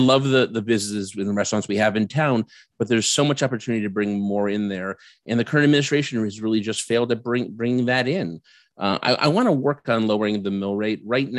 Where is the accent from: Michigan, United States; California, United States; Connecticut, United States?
Connecticut, United States; Vernon; also born or lived in Washington D.C.; I am from Vernon, Connecticut. I'm running for mayor here.